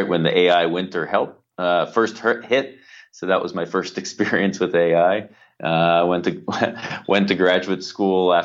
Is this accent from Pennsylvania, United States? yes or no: yes; Pittsburgh, Pennsylvania, United States; now in Toronto, Canada; I was growing up in Pittsburgh